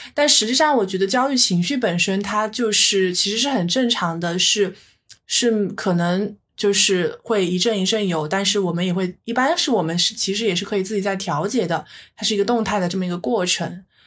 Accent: China; 我们中国人

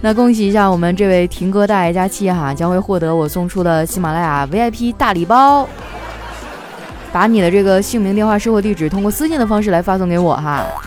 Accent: Northeast China, China; moved away; 我们东北那边都是蘸麻将和腐乳

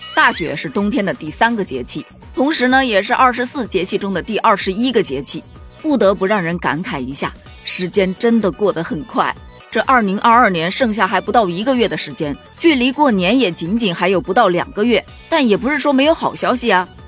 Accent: southern China, China; 毕竟我在南方长大的

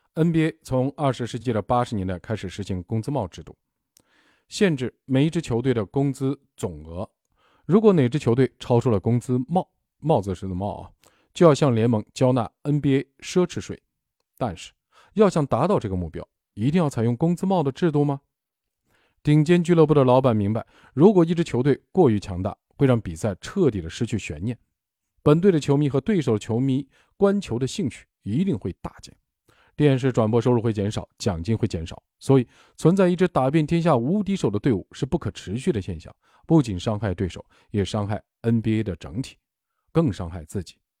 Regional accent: China; 我们中国人

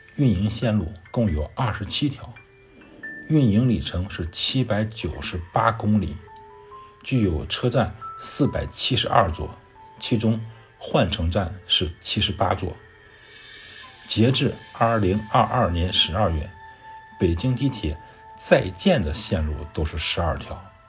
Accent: China; 我的祖国中华人民共和国

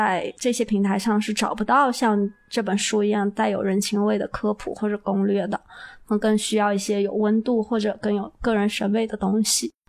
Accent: Yunnan, China; 我们云南人

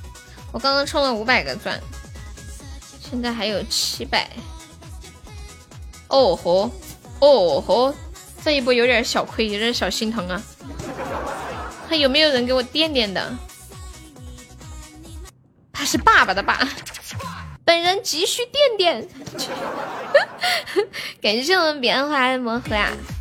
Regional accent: Anhui, China; 恭喜我们活力中五百啦！我是安徽的呀，新泽新泽快出来，来了一个安徽合肥的小姐姐。

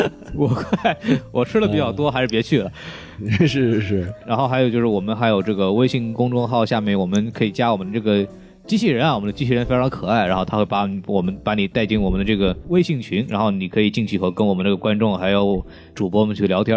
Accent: China; 我们中国人

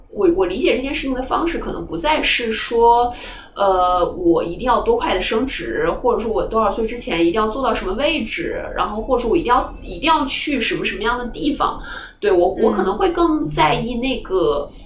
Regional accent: northern China, China; moved away as an adult; now in Hong Kong; 因为首先作为北方人，我会讲粤语嘛

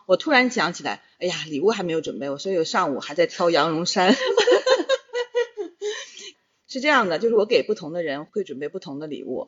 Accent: Northeast China, China; moved away; 小的时候在东北

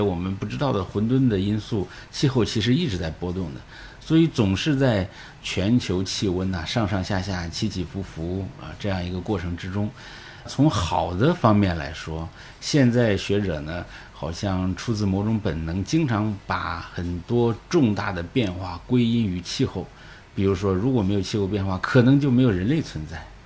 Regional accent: northern Henan, China; now in Shanghai, China; 长源县就是我老家隔壁

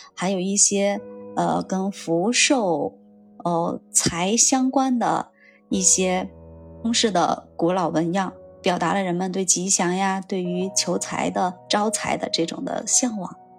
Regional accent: China; 我们中国人

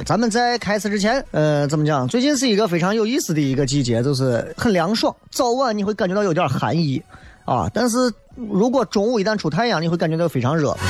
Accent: Xi'an, Shaanxi, China; accent: Xi'an dialect; 我说我们西安话不说耍朋友

